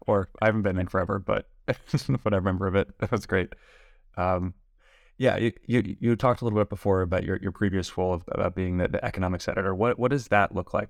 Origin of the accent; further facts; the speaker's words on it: Los Angeles, California, United States; I was born and raised in Los Angeles